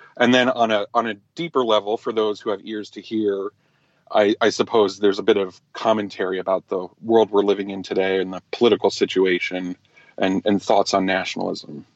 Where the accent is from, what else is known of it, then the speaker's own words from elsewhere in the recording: New Jersey, United States; also born or lived in New York; I was raised in America, in New Jersey, and then in the suburbs in New York